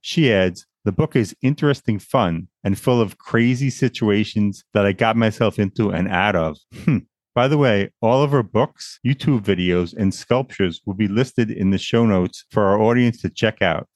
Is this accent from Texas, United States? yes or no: no; Long Island, New York, United States; Born and raised in Long Island, New York